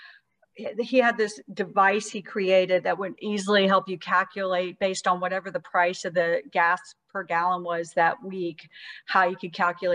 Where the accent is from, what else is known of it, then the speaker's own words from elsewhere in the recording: Eastman, Georgia, United States; I'm from Eastman, Georgia